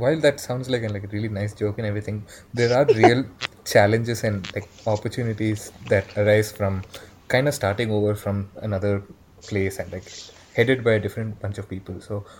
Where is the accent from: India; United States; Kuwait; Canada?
India; Bangalore, Karnataka; I'm from Bangalore